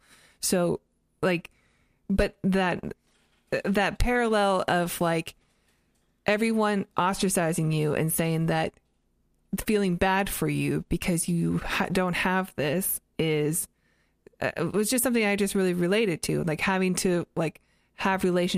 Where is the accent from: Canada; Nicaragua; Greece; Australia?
Canada; also born or lived in United States; But, like, I grew up in Canada and the U.S.